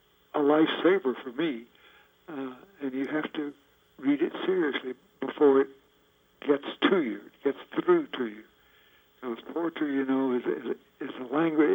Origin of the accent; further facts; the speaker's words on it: the South, United States; also born or lived in Western North Carolina; East Tennessee and Western North Carolina, where I grew up